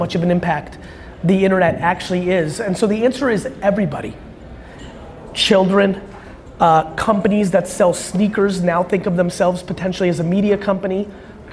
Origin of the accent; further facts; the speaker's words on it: United States; also born or lived in Soviet Union; I was born in the Soviet Union. And grew up in the United States of America